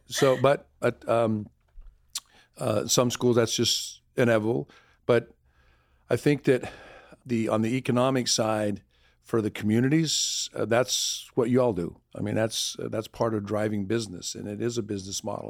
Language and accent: English; Arizona, United States; now in Louisiana, United States; I'm born and raised in Arizona, so we're used to the heat.